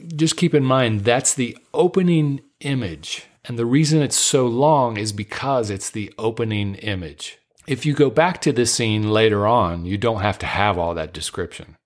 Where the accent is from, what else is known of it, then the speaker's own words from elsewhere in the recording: Dayton, Ohio, United States; now in Southern California, United States; I was born and raised in Dayton, Ohio, which is just about forty-five minutes north of Cincinnati